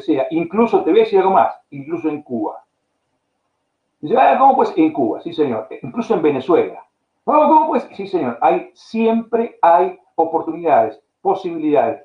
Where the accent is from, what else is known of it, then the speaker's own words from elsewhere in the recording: Argentina; moved away as an adult; also born or lived in Spain / United States / Bulgaria / Brazil; en, Argentina, en la, peor época de mi país